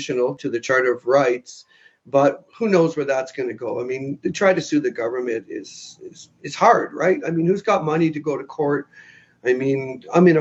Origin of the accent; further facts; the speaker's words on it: Kingston, Ontario, Canada; I'm originally from Kingston, Ontario